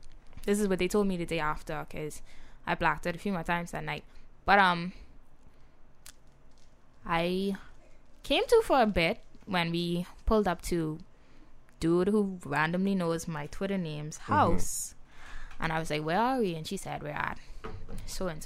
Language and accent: English; Nassau, New Providence, Bahamas; I'm from Nassau